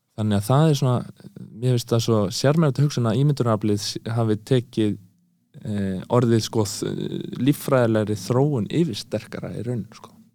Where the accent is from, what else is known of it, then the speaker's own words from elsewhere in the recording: Eastern Region, Iceland; ég er að austan